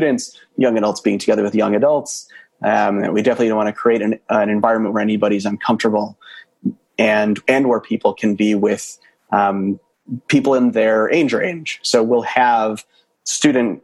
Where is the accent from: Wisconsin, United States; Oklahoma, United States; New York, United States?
Wisconsin, United States; Milwaukee; moved away as an adult; also born or lived in Boston; now in Chicago, United States; growing up in Milwaukee